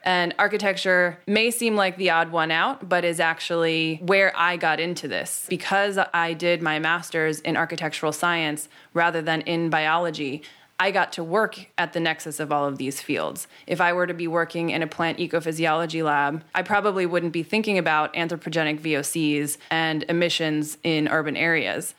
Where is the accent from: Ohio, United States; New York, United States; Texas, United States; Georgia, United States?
New York, United States; New York City; I grew up on City Island.